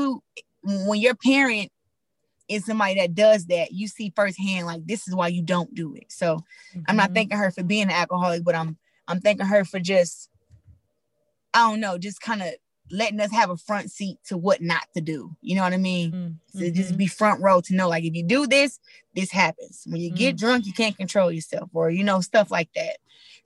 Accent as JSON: {"language": "English", "town": "Flint", "region": "Michigan", "country": "United States", "tie": "born or raised there", "said": "me growing up in Flint"}